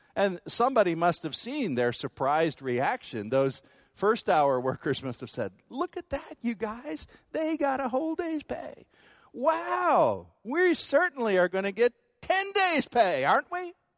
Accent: United States; American Christians

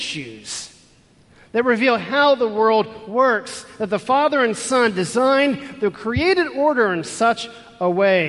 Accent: Houston, Texas, United States; Growing up in Houston, Texas

